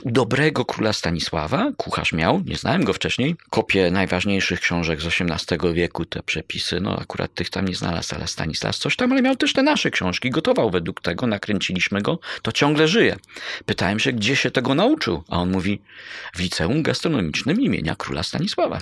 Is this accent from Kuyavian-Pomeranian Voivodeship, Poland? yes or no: yes; Bydgoszcz, Kuyavian-Pomeranian Voivodeship, Poland; also born or lived in Koronowo; Mieszkałem w Bydgoszczy, urodziłem się w Koronowie pod Bydgoszczą, ale z Bydgoszczy, można powiedzieć